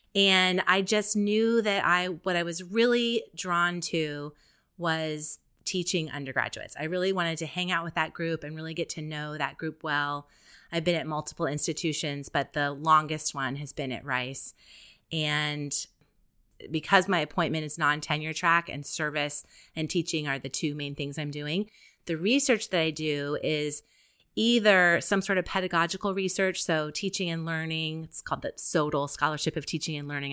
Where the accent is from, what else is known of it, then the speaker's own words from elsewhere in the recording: Columbus, Ohio, United States; moved away as an adult; now in Houston, United States; I come from Columbus, Ohio, where the Ohio State Buckeyes are the main thing going on in town